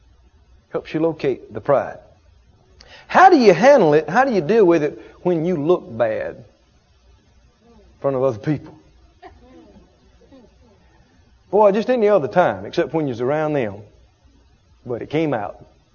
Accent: the South, United States; I grew up in the South.

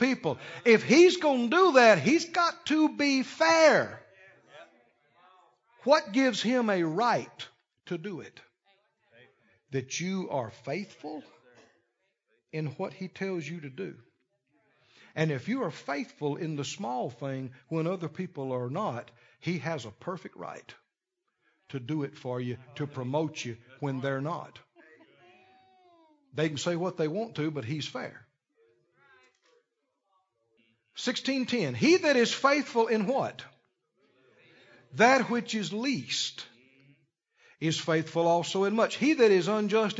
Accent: Mississippi, United States; we're from the South, just next door, Mississippi

